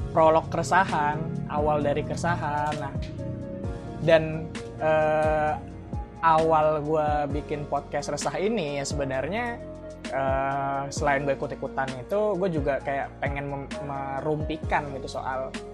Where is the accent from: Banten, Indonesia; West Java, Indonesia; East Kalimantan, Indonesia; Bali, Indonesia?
West Java, Indonesia; Bekasi; moved away as an adult; now in Surakarta, Indonesia; kampung halaman gue